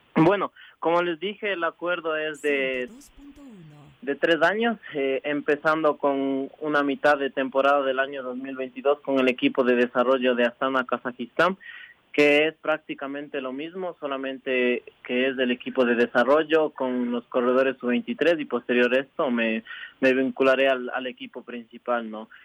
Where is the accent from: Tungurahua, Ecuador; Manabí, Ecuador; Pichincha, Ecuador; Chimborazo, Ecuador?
Pichincha, Ecuador; Cayambe; also born or lived in La Esperanza, Ibarra, Imbabura, Ecuador; soy de Imbabura. Eh, me crié y entrené todo, todo el tiempo en, en, la provincia de Pichincha con Byron en Cayambe, pero soy orgullosamente de Ibarra